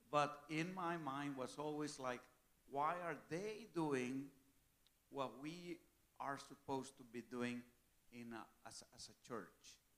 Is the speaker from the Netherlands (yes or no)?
no; Mexico; I serve the Methodist Church of Mexico. I'm a missionary with Global Ministries, and I'm serving in my home country.